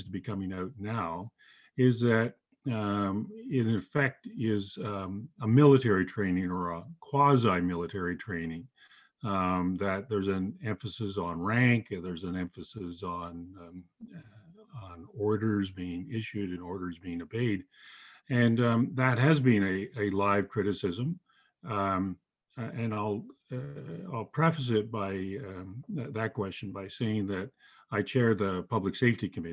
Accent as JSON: {"language": "English", "town": "Toronto", "region": "Ontario", "country": "Canada"}